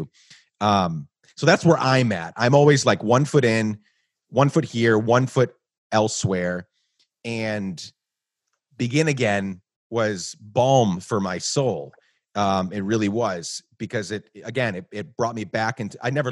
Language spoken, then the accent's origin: English; Guatemala; moved away as an adult; also born or lived in New York; now in United States; I was born in New York, but I grew up in Guatemala